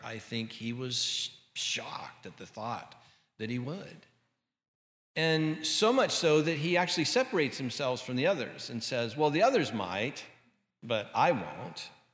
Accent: Santa Ana, California, United States; our little house that I grew up in in Santa Ana

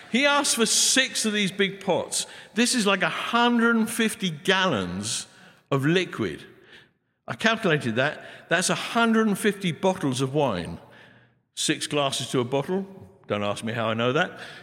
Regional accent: England, United Kingdom; I'm an Englishman, got bad accent

